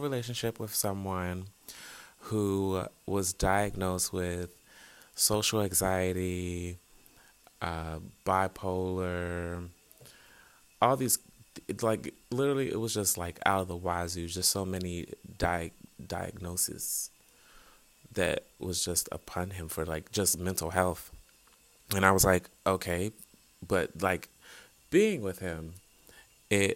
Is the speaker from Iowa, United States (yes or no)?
no; Eastern Shore of Maryland, United States; moved away; I'm originally from the Eastern Shore of Maryland, little small town